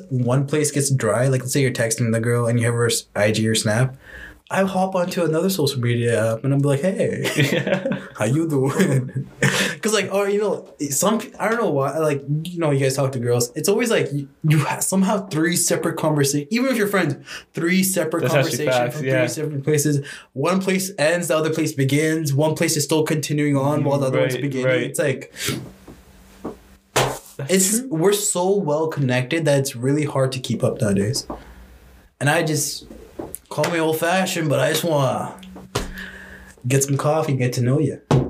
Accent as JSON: {"language": "English", "country": "India", "said": "I'm Indian."}